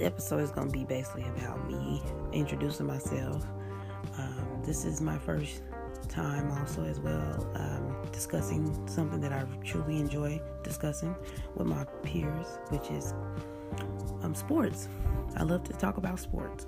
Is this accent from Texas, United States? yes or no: no; Oklahoma, United States; I am born and raised in Oklahoma